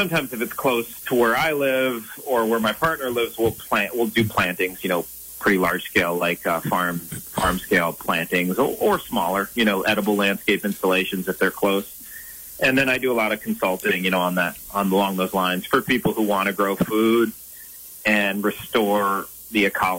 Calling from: Vermont, United States; I'm here right in pretty much central Vermont, middle of Vermont, Mad River Valley, and it's certainly a lot more wintry than it sounds like it's been down for you guys lately.

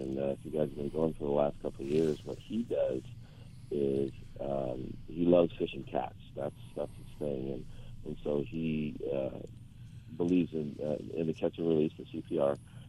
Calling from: Lake Elsinore, California, United States; I'm calling from Lake Elsinore.

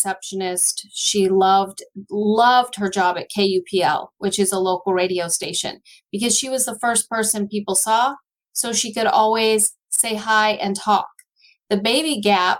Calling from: Beaverton, Oregon, United States; I'm calling from Oregon, outside of Oregon, in the Beaverton, Aloha area

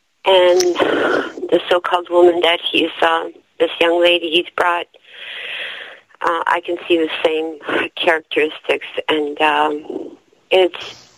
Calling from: Toronto, Ontario, Canada; I'm calling from Toronto, Canada.

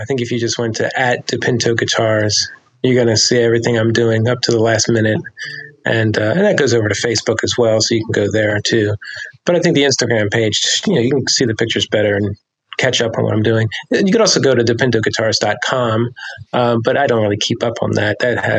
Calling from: Philadelphia, Pennsylvania, United States; I'm in Philadelphia, Pennsylvania.

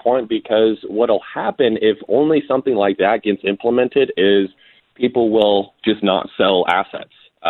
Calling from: Scottsdale, Arizona, United States; I'm calling in from Scottsdale, Arizona. I'm at a bachelor party right now.

